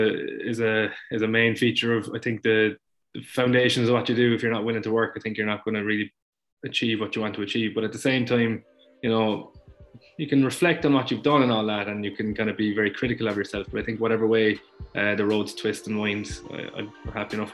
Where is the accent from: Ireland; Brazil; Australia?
Ireland; Munster; I grew up in Munster